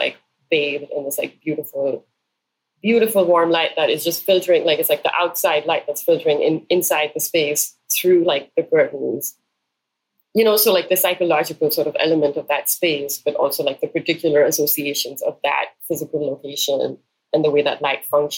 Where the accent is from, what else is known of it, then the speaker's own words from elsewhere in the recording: Karachi, Sindh, Pakistan; growing up in Karachi